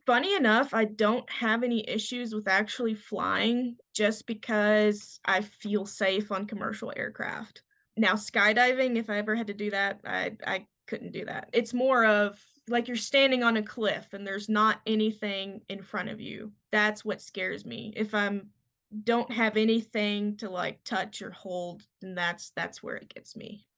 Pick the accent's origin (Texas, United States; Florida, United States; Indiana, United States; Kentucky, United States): Kentucky, United States; moved away as an adult; now in Montana, United States; I'm from Kentucky